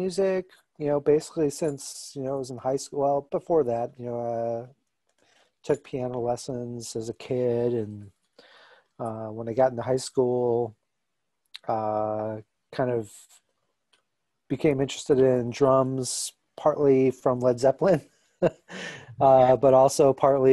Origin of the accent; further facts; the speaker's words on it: Milwaukee, Wisconsin, United States; also born or lived in Chicago; I'm from Milwaukee. I lived in Chicago for a little while, but came back.